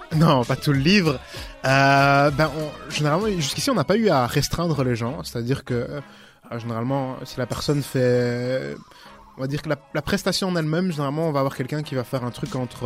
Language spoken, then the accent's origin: French; Brussels, Brussels-Capital Region, Belgium; je viens de Bruxelles, hein, ça bouge pas. bon, en vrai, j'habite un peu en dehors de Bruxelles, mais bon, toujours Bruxelles